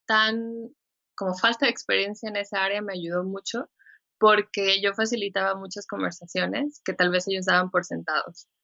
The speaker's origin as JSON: {"language": "Spanish", "country": "Mexico", "also_born_or_lived": "Helsinki, Finland", "said": "soy mexicana, soy diseñadora"}